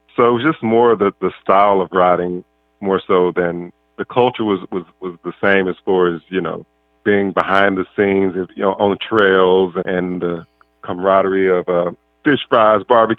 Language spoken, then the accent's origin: English; Mississippi, United States; now in California, United States; growing up in Mississippi